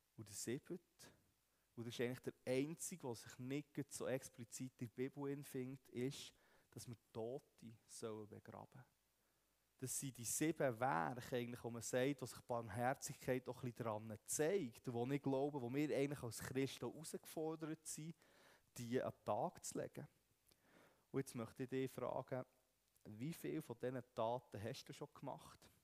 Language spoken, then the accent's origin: German; Switzerland; wir Schweizer